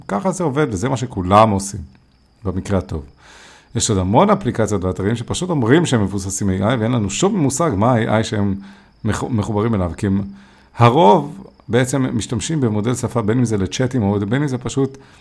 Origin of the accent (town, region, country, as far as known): Israel